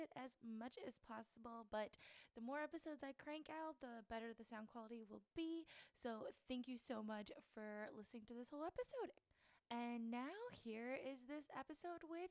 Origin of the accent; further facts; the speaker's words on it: the South, United States; Me and … are both from the southern states and stuff like that on the East Coast.